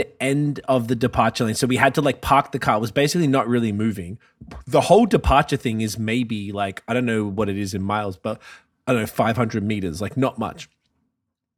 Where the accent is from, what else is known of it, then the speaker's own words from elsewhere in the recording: Canada; I'm Canadian